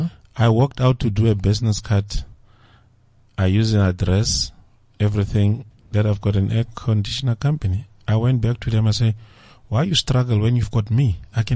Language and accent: English; Kimberley, Northern Cape, South Africa; moved away; also born or lived in Centurion; I'm originating from Kimberley.